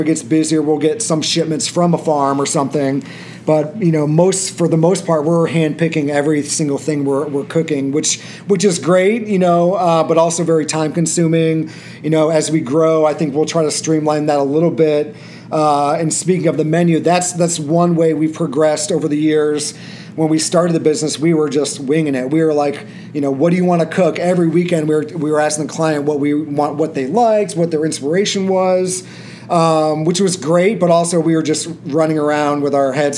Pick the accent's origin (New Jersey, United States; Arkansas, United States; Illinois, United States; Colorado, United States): Illinois, United States; Peoria; moved away as an adult; now in Chicago, United States; we're from Peoria, Illinois originally. We met in driver's ed at age 15